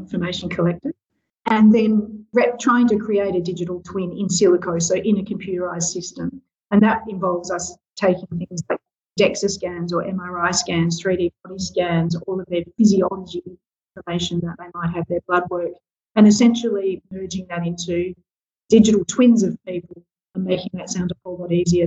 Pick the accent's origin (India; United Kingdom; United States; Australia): Australia; South Australia; now in Western Australia, Australia; keen sports person growing up in South Australia